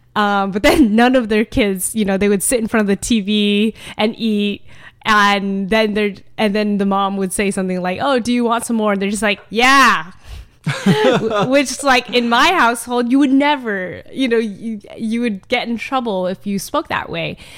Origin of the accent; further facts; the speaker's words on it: United States; I am Vietnamese American